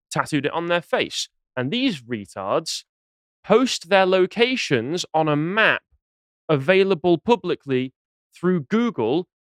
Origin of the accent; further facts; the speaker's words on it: England, United Kingdom; I'm from Mercia anyway. People, uh, Northerners are saying I'm not Northern enough for them. Fine, I'll just accept being a Mercian.